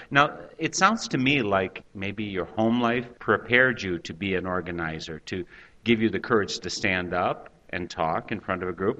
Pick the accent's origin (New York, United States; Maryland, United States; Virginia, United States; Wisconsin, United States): Wisconsin, United States; Eau Claire; my hometown, Eau Claire, actually Altoona, which is a neighboring community